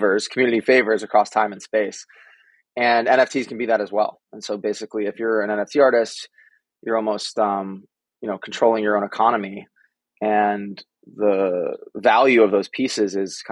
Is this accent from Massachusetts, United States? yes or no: yes; Needham, Massachusetts, United States; moved away as an adult; now in Brooklyn, United States; I grew up in Boston, or a town called Needham, Massachusetts